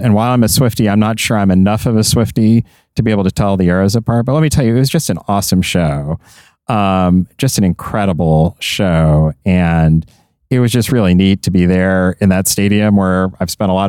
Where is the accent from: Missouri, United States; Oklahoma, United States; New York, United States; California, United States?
Missouri, United States; Kansas City; Just the one last Friday in my hometown of Kansas City at Arrowhead, the most iconic stadium in the country.